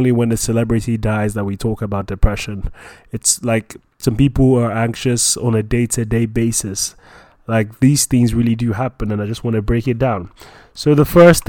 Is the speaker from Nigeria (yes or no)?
yes; Nigeria; I'm a Nigerian, I'm a Christian